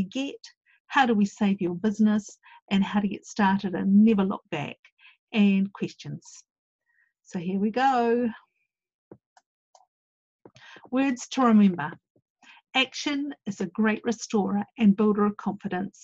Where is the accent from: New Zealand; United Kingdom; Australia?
New Zealand; I went off as one Kiwi